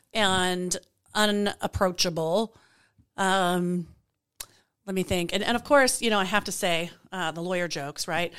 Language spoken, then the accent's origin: English; Colorado, United States; now in Spokane, United States; I am from Colorado, people. I am now in Spokane, but I am from Colorado.